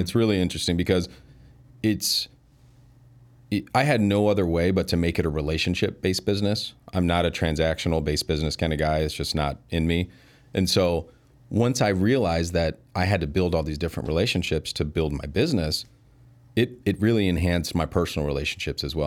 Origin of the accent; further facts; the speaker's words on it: Elgin, Illinois, United States; I was born and raised in Elgin. Yeah, moved away for a little bit. But, um, yeah, mostly been there my whole life.